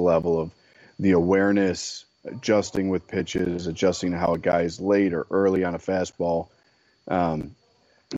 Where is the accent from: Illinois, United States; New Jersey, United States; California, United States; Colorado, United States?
Illinois, United States; Chicago; as a Chicagoan